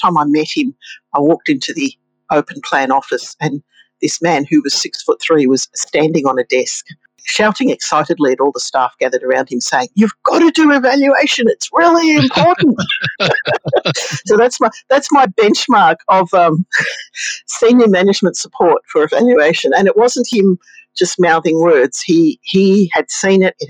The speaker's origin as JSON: {"language": "English", "region": "Victoria", "country": "Australia", "said": "Victoria, in my home state"}